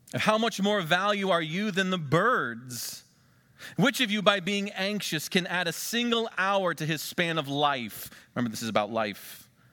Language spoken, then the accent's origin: English; Western Pennsylvania, United States; moved away; also born or lived in Ohio; I'm from Western Pennsylvania